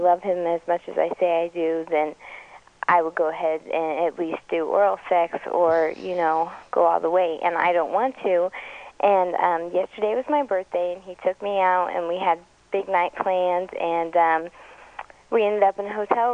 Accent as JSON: {"language": "English", "town": "Las Vegas", "region": "Nevada", "country": "United States", "tie": "born or raised there", "said": "I've lived here all my life."}